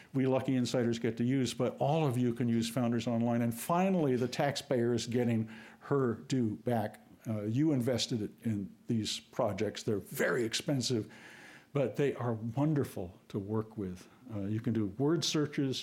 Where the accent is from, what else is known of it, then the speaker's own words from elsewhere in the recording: New England, United States; I'm from New England